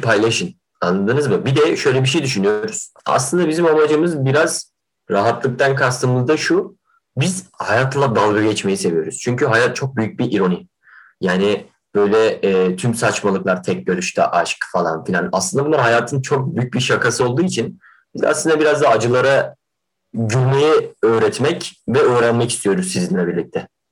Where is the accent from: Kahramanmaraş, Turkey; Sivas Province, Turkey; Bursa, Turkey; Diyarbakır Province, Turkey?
Kahramanmaraş, Turkey; moved away; Memleketime dönecektim